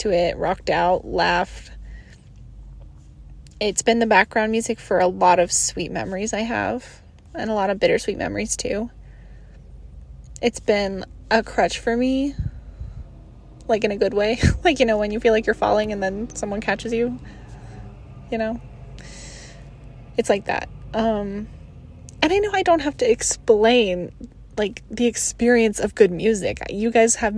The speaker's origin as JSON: {"language": "English", "town": "Reno", "region": "Nevada", "country": "United States", "said": "I'm from Reno, Nevada."}